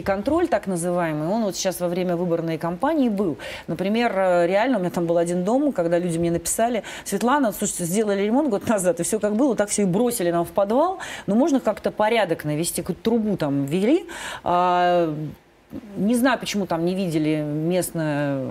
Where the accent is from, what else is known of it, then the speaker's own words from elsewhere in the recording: Kirovsk, Leningrad Oblast, Russia; по улице моего родного города